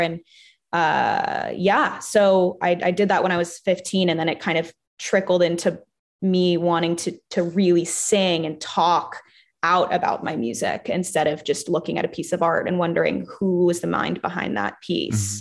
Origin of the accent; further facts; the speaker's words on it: Los Angeles, California, United States; I'm from Hancock Park